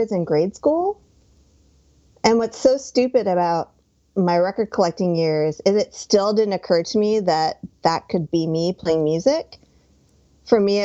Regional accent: New Jersey, United States; born or raised there; also born or lived in Hoboken

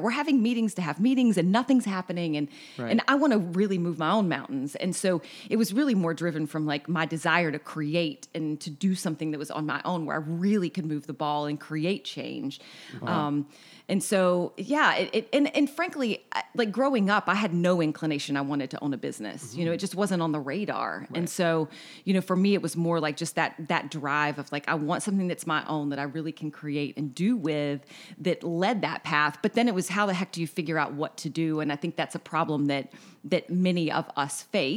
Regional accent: Hickory, North Carolina, United States; now in Charleston, United States; I grew up in Hickory, North Carolina

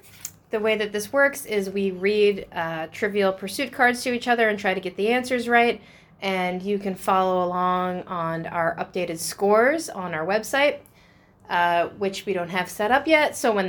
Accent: United States; we're American

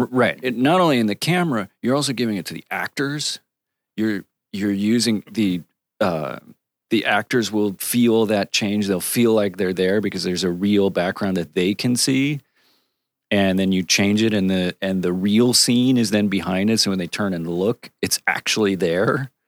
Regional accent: Connecticut, United States; I grew up in Connecticut

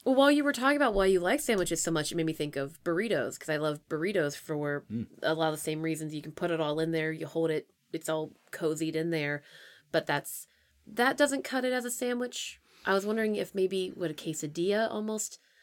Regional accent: Pennsylvania, United States; moved away; I'm from Pennsylvania

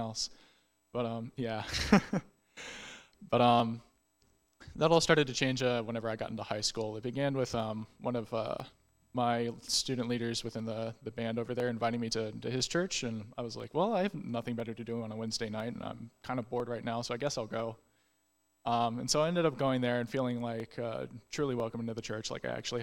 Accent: Crestview, Florida, United States; moved away as an adult; now in Tallahassee, United States; I'm from Crestview, Florida

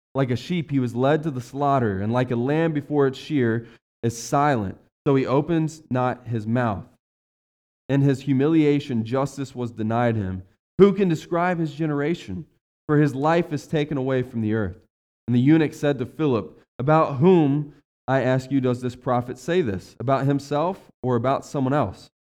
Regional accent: West Virginia, United States; now in Ohio, United States; I was raised in West Virginia, the economy's horrible down there

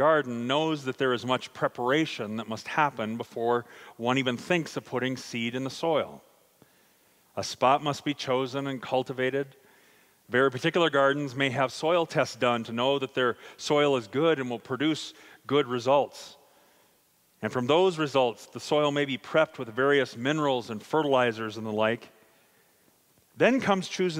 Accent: Sioux Falls, South Dakota, United States; also born or lived in Louisville, Kentucky; I grew up a city kid. While I was born in Sioux Falls, a portion of my childhood was spent living in Louisville, Kentucky.

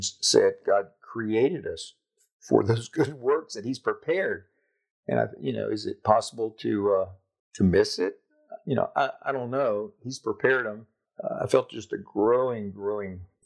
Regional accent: Jacksonville, Florida, United States; moved away as an adult; Lived there all my life, except, you know, time away at University of Florida.

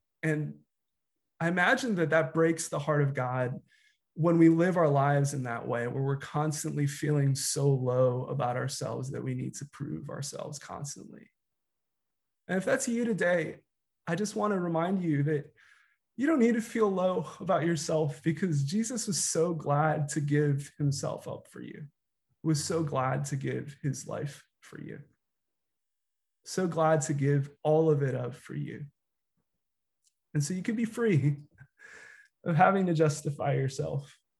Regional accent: United States; You know, I'm a Filipino American pastor. I've grown up in predominantly white spaces.

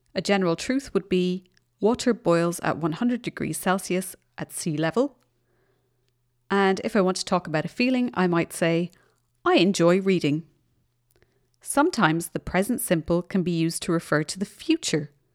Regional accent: Ireland; now in Germany; I'm in Germany, but I come from Ireland

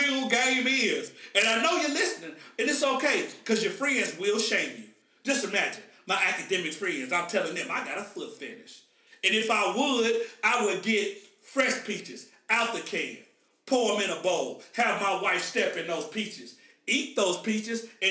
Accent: Oklahoma, United States; I'm from Oklahoma.

